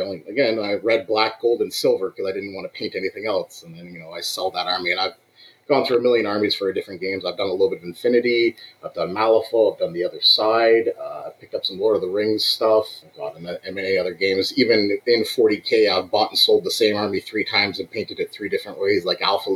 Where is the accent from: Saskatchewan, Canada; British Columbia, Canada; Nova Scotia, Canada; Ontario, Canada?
Ontario, Canada; Belleville; moved away as an adult; now in Cambridge, Canada; I'm out from Belleville, which is about 3 hours east of Cambridge, where I am right now